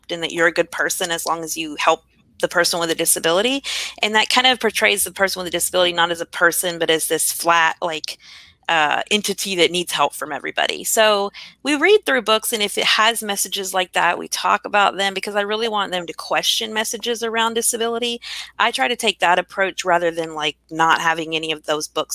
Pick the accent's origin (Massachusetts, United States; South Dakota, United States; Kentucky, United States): Kentucky, United States; growing up in Kentucky